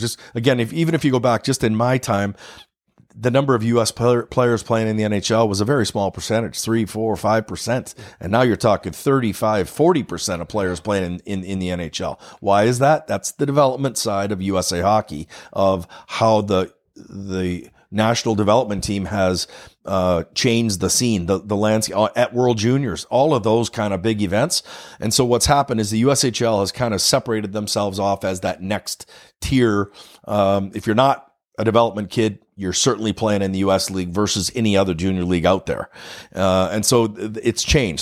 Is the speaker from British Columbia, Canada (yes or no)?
yes; Summerland, British Columbia, Canada; now in De Pere, United States; growing up in Summerland